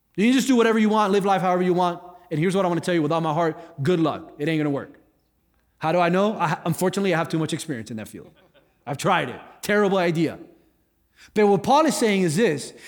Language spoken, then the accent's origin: English; South Florida, United States; I grew up in South Florida.